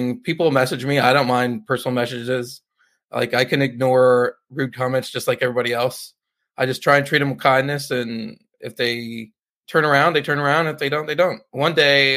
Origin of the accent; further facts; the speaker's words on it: Northern California, United States; moved away; I'm from Northern California, so it's almost like going home